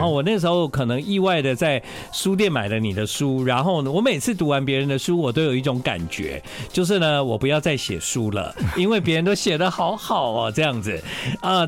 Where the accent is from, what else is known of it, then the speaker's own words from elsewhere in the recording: Tainan, Taiwan; 可能我就是来自西海岸，台南